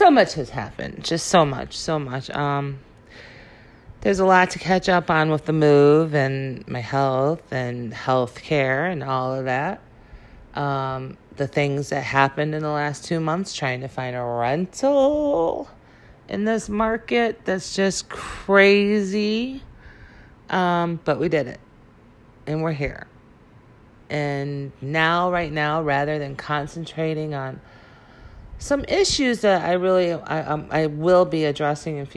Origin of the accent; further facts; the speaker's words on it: Illinois, United States; moved away as an adult; also born or lived in California / Wisconsin / Memphis, Tennessee / Chicago; I was born in California, but we moved to Illinois when I was 2. And I lived here in Illinois probably